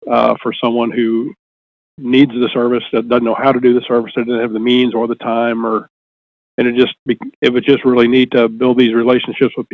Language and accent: English; Jefferson City, Missouri, United States; Well, I mean, I I grew up in Jefferson City.